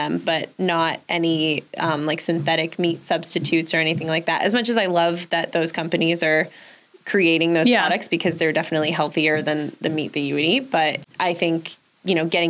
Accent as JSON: {"language": "English", "area": "Westchester", "region": "New York", "country": "United States", "moved": "as an adult", "lives_now": "Saratoga Springs, United States", "said": "I'm originally from Westchester. My family still lives down there"}